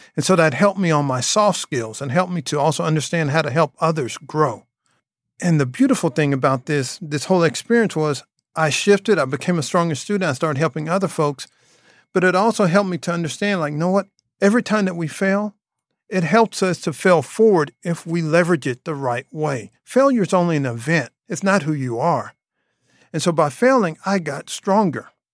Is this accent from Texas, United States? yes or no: yes; Dallas, Texas, United States; also born or lived in Louisiana; I grew up here in the Dallas area